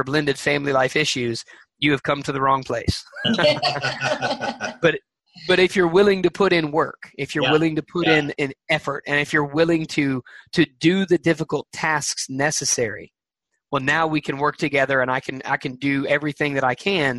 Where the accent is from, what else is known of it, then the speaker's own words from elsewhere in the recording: Alabama, United States; I am from Alabama